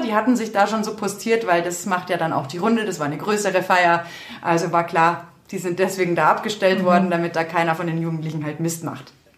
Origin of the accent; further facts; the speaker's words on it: Berchtesgadener Land, Bavaria, Germany; ich stamme ja aus dem Berchtesgadener Land